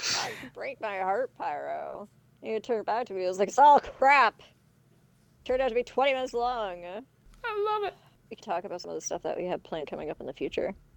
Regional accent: Canada; for being too Canadian

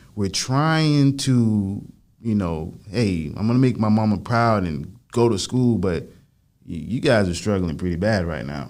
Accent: Lantana, Florida, United States; also born or lived in Lake Worth, Florida; I grew up out there and it was like a predominantly like Haitian

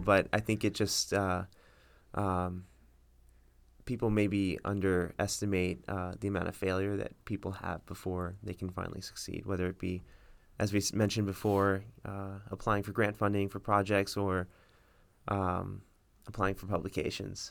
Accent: Miami Springs, Florida, United States; I grew up in Miami Springs

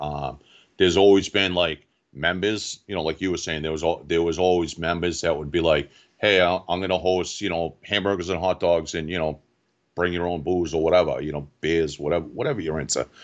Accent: Quincy, Massachusetts, United States; I grew up in Quincy, Mass

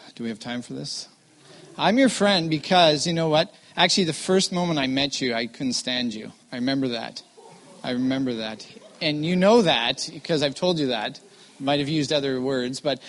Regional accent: Vancouver, British Columbia, Canada; I am born and raised in Vancouver

